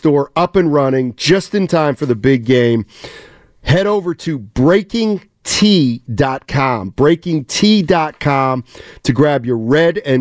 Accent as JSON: {"language": "English", "town": "Reading", "region": "Pennsylvania", "country": "United States", "moved": "yes", "said": "I'm from Reading, Pennsylvania, so I'm a little older than you"}